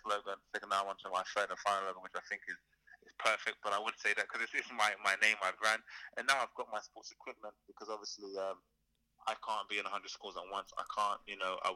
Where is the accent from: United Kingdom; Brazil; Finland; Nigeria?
United Kingdom; London; I was down from London, I'm from Battersea